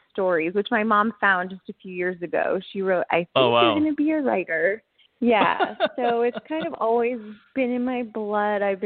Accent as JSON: {"language": "English", "town": "East Brunswick", "region": "New Jersey", "country": "United States", "tie": "born or raised there", "also_born_or_lived": "Manhattan, New York / Los Angeles, California", "moved": "as an adult", "said": "I was born in East Brunswick, New Jersey"}